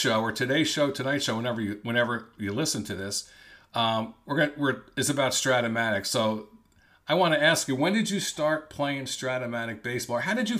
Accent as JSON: {"language": "English", "town": "Cranford", "region": "New Jersey", "country": "United States", "tie": "born or raised there", "said": "So I grew up in a town called Cranford, New Jersey, which is sort of central, but it's a little northern New Jersey."}